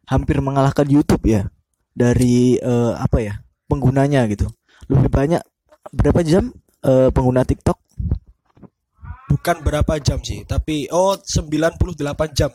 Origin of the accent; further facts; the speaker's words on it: Java, Indonesia; first language Javanese; Indonesian is a second language; soalnya kita orang Jawa.